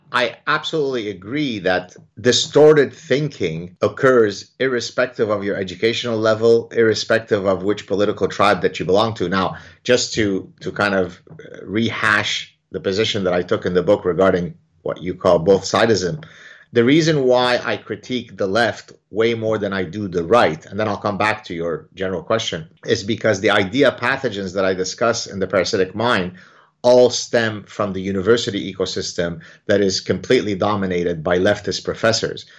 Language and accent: English; Lebanon; now in Montreal, Canada; the background that I grew up in Lebanon